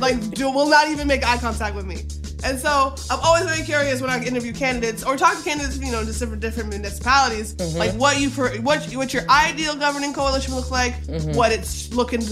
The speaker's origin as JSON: {"language": "English", "region": "the South", "country": "United States", "said": "I'm from the South"}